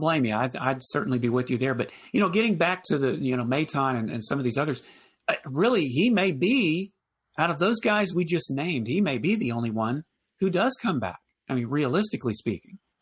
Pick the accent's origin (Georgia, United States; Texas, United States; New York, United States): Texas, United States; Houston; I used to be a sports talk show host, but not in Houston, you know, my hometown